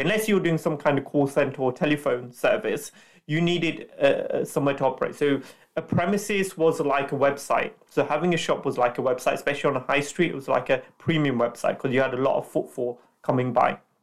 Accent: Leicester, East Midlands, United Kingdom; also born or lived in London; I'm from Leicester, um, that's my hometown, so I went back to Leicester

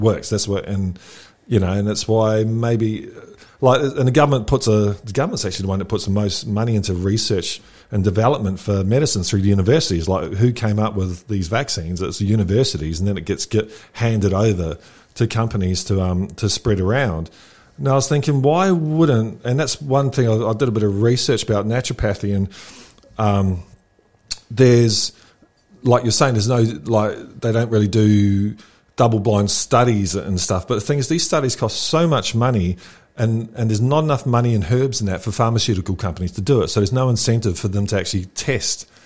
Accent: New Zealand; moved away; I grew up in New Zealand, and we're just a big farm

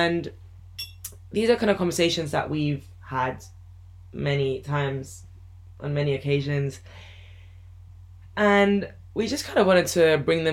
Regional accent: London, United Kingdom; moved away; also born or lived in France; I was born in London and grew up partially in France

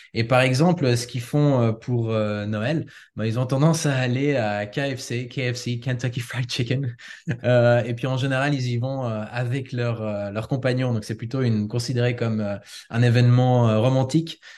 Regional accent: Switzerland; moved away as an adult; also born or lived in United States / Osaka, Japan; j'ai grandi en Suisse

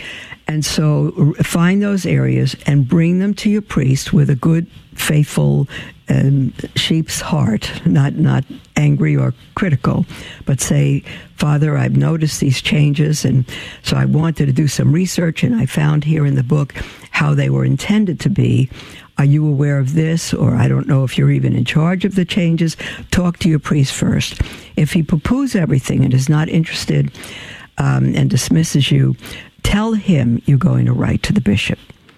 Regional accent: Tulsa, Oklahoma, United States; now in Beloit, United States; I came from Tulsa. We're in Beloit, Kansas now, and I haven't yet had experience with Catholic Charities in the Diocese of Salina.

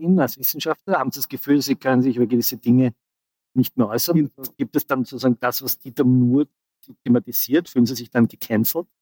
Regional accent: Austria; als Österreicher

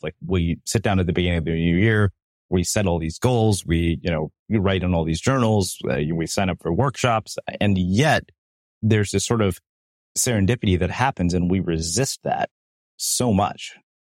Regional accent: South India, India; we're from South India

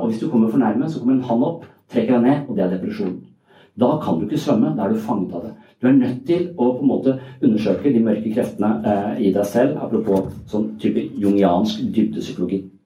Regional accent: Sørlandet, Southern Norway, Norway; Jeg er fra Sørlandet.

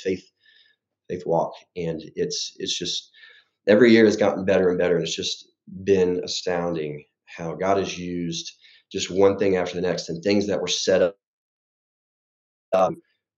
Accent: Lorena, Texas, United States; now in Dallas, United States; I grew up in a small town in Texas outside of Waco. And it's called Lorena, Texas

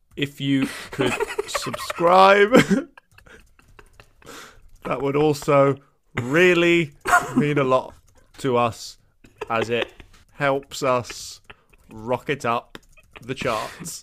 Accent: Brighton, South East England, United Kingdom; when I grew up in Bri, uh, you know, Brighton's always been like an okay place

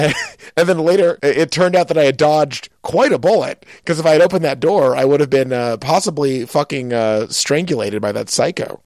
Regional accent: Pittsfield, Massachusetts, United States; moved away; I'm from Pittsfield, Massachusetts.

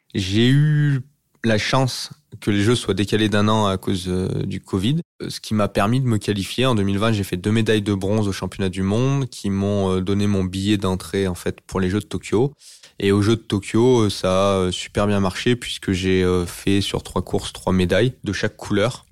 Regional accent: Bourg-d'Oisans, Auvergne-Rhône-Alpes, France; je suis originaire de Bourdoisan, euh, qui est au pied de l'Alpe d'Huez, c'est une petite ville euh, en montagne. Donc, j'ai pratiqué les sports de montagne durant ma jeunesse.

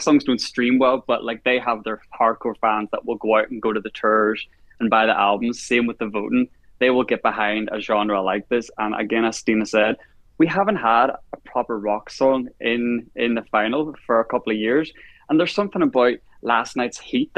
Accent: Ireland; as an Irish person

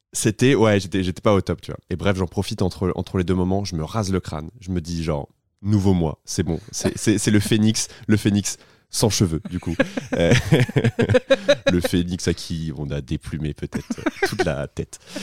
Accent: Tours, Centre-Val de Loire, France; moved away; also born or lived in Poitiers; je viens de Tours

